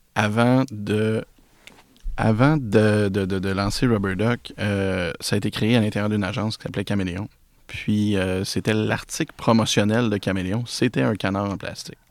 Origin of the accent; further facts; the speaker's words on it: Repentigny, Quebec, Canada; now in L'Épiphanie, Canada; je suis un gars de Repentigny